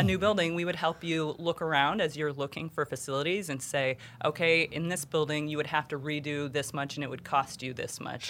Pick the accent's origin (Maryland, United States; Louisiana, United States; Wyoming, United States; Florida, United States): Wyoming, United States; Jackson; moved away as an adult; now in Kansas City, United States; growing up in Jackson Hole